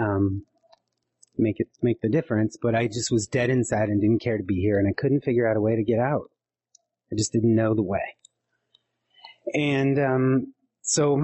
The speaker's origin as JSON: {"language": "English", "region": "eastern Montana", "country": "United States", "tie": "born or raised there", "said": "I was adopted to a Norwegian Anglo ranching family from eastern Montana"}